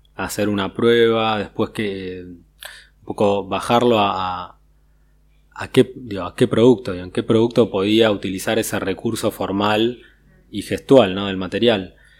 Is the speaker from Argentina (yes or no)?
yes; Argentina; la, identidad argentina